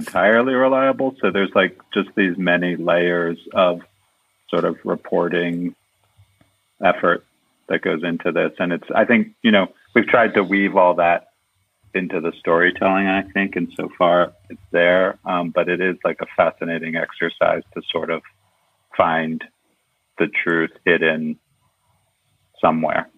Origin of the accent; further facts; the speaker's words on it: Baltimore, Maryland, United States; I grew up in Baltimore, um, in a suburb of Baltimore outside the city